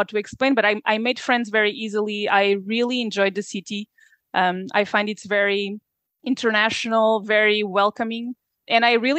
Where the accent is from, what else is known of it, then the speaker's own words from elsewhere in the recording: Portugal; moved away as an adult; also born or lived in Liège, Belgium; I'm from Portugal originally, and I've lived in Portugal for a lot of years. I was born there. I studied there.